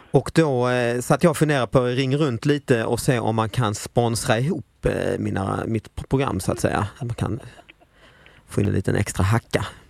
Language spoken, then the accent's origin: Swedish; Lund, Skåne, Sweden; moved away; also born or lived in Stockholm; jag är ju från Lund